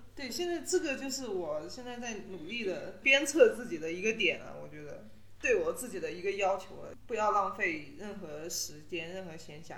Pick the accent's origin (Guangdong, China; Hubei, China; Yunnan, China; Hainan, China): Yunnan, China; now in Dali, China; 我就是云南人嘛，就是在我们云南的土地上，我就觉得我还好，我没有觉得自己像是一个异乡人一样